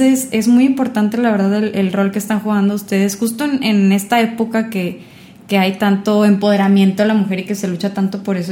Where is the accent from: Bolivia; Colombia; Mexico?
Mexico; Sinaloa; now in Monterrey, Mexico; Yo la verdad no soy de aquí, yo soy de Sinaloa.